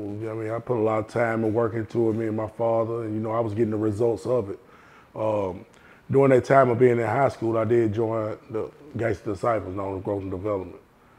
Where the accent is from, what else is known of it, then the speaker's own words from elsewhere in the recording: Nashville, Tennessee, United States; I'm from Nashville, Tennessee, known as Cashville. 37 years old